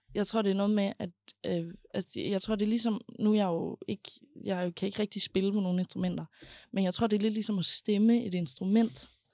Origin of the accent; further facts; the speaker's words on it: Aarhus, Central Denmark Region, Denmark; jeg er født og opvokset i Højbjerg